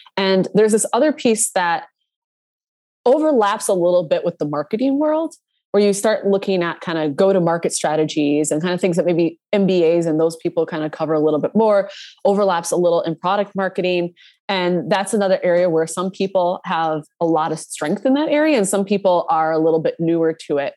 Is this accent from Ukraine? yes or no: no; Minnesota, United States; I grew up in Minnesota.